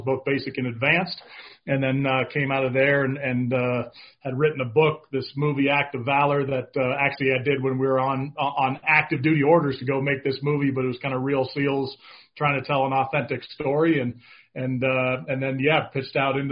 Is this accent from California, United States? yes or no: yes; Bay Area, California, United States; I grew up in the Bay Area, California